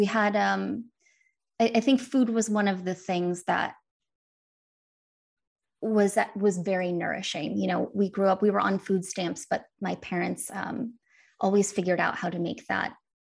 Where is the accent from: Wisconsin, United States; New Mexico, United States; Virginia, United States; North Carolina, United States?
Wisconsin, United States; And she lived, I grew up in Northern Wisconsin. She lived in Kansas City and she would drive up and visit us for all of the major holidays and in the summer.